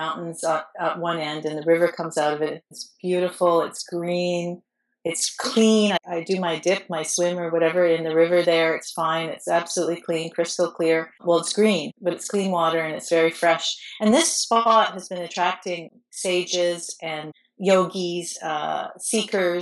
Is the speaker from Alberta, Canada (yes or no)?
no; Toronto, Ontario, Canada; moved away as an adult; now in India; I'm from Toronto